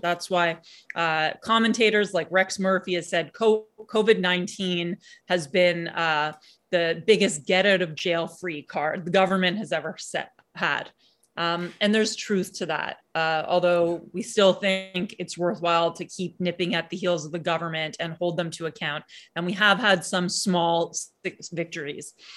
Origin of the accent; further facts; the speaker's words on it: Canada; as Canadian citizens